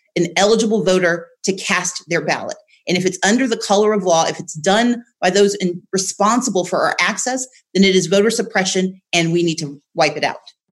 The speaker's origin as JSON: {"language": "English", "region": "Georgia", "country": "United States", "tie": "born or raised there", "said": "Georgia, my home state"}